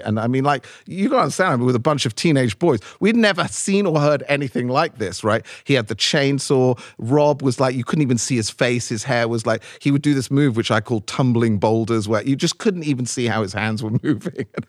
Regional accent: London, United Kingdom; number 54 Abbey Road where I grew up in London

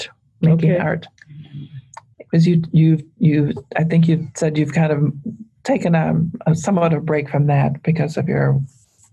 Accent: North Dakota, Minnesota, Upper Midwest, United States; growing up in North Dakota, Minnesota

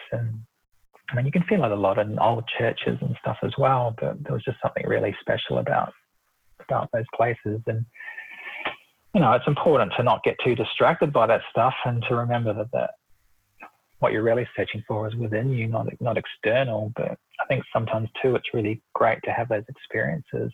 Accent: New Zealand; moved away as an adult; now in Australia; I'm originally from New Zealand and I moved to Australia in 2001

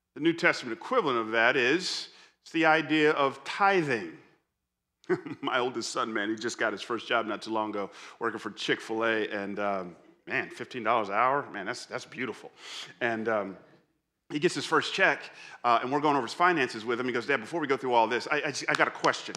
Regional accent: Atlanta, Georgia, United States; I grew up in Atlanta, so I'm, I'm a Falcons fan

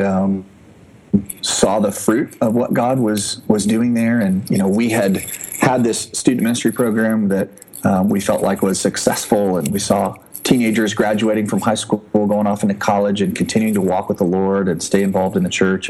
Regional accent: Indianapolis, Indiana, United States; moved away as an adult; also born or lived in Japan; I'm originally from Indianapolis, grew up there

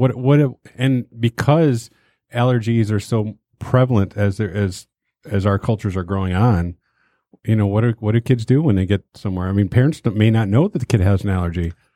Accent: Detroit, Michigan, United States; I grew up in Detroit.

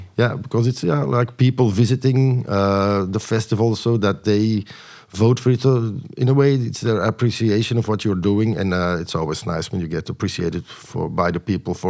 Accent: Antwerp, Flanders, Belgium; in Antwerp, in my hometown.

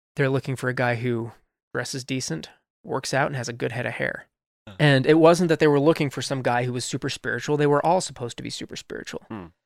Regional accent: Colorado Springs, Colorado, United States; moved away as an adult; also born or lived in St. Louis, Missouri; now in Utah, United States; I was I was actually born in St. Louis, Missouri, and I grew up mostly in Colorado Springs, though Colorado Springs, Colorado, and I still love it

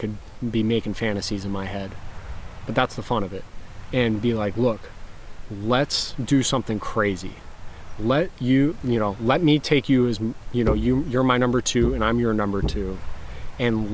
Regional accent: Florida, United States; I'm from Florida

